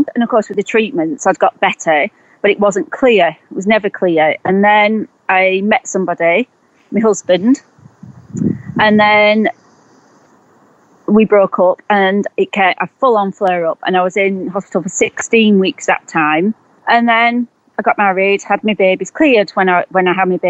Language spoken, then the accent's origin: English; Preston, North West England, United Kingdom; moved away as an adult; also born or lived in Herefordshire; I'm from Preston in Lancashire, but I was living in Herefordshire